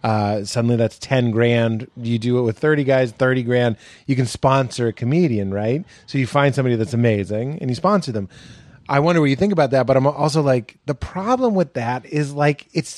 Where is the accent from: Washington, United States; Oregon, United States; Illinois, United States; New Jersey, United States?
Illinois, United States; Chicago; now in New York, United States; credit was that I was from Chicago. And that's what I tell people. I was like, if you move to New York and you're from Portland, that's your credit.